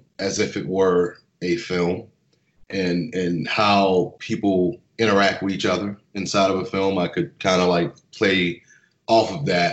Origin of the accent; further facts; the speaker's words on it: Harvey, Louisiana, United States; I am from New Orleans, born and raised, a little bit outside of New Orleans in Jefferson Parish, Harvey, Louisiana